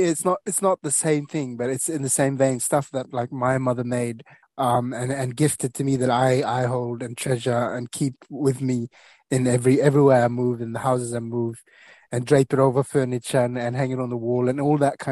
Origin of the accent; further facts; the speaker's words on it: Solomon Islands; moved away as an adult; now in New Zealand; I moved to New Zealand from Solomon Islands